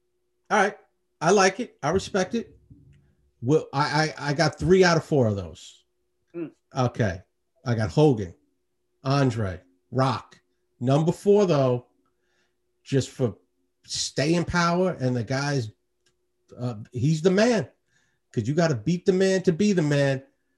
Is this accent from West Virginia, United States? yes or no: no; New York City, New York, United States; Chris and I grew up in Queens and Astoria.